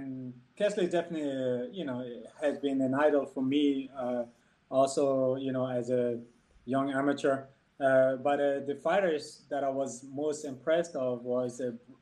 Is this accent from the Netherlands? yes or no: no; Copenhagen, Capital Region of Denmark, Denmark; English is a second language; also born or lived in Ivory Coast; I was born in Ivory Coast and I lived there until I was 10, 11, and my father decided to move to Denmark, so we all went to Denmark, where I basically lived the rest of my years until now. I grew up in Copenhagen